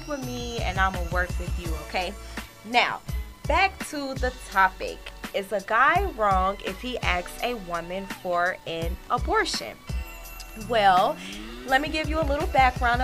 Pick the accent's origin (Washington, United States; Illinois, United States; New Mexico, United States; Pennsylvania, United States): Illinois, United States; Chicago